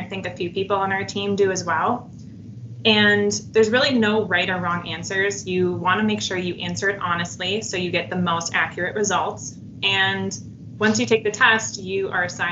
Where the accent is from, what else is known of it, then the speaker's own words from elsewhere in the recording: Minnesota, United States; now in Michigan, United States; I'm originally from Minnesota